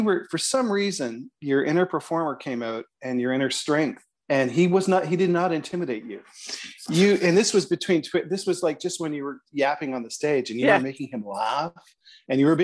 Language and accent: English; Toronto, Ontario, Canada